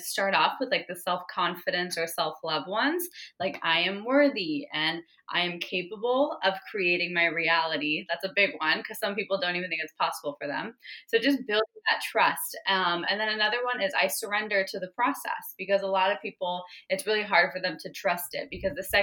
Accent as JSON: {"language": "English", "region": "Arizona", "country": "United States", "tie": "born or raised there", "said": "I was born in Arizona"}